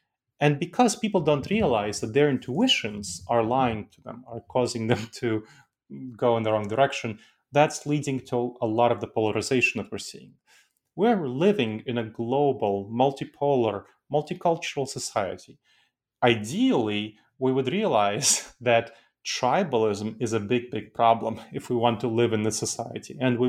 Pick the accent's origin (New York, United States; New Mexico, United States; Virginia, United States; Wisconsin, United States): New York, United States; New York City; English is a second language; I grew up in the United States, and I grew up in New York City, which is a cultural melting pot. And I heard people speaking tons and tons of different accents around me. And my parents taught me to be proud of my cultural heritage. So I kept my accent.